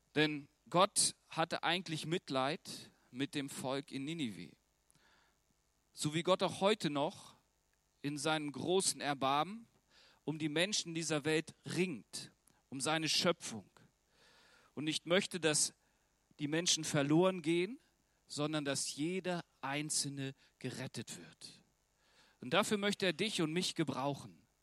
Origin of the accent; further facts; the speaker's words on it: Germany; ich als Deutscher